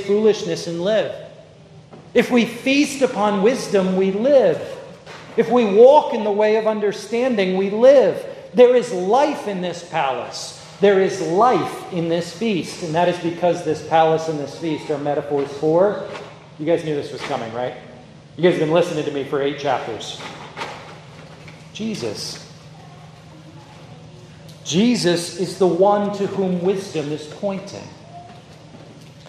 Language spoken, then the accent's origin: English; New York, United States; I grew up in New York, I talk very fast